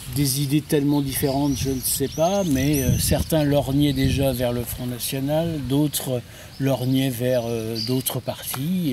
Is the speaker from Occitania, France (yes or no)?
no; Guérande, Pays de la Loire, France; also born or lived in Nantes; now in Sucé-sur-Erdre, France; je suis né à Guérande